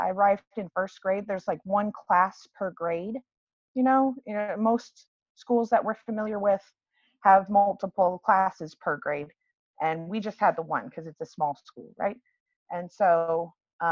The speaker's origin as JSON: {"language": "English", "region": "Washington", "country": "United States", "tie": "born or raised there", "said": "I hail from the Washington Pacific Northwest area. I was born and raised in Washington"}